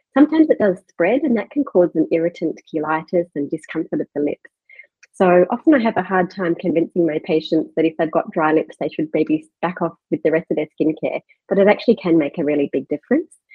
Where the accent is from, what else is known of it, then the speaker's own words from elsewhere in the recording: Perth, Western Australia, Australia; moved away as an adult; now in Melbourne, Australia; I'm from Perth originally and did all my medical training in Western Australia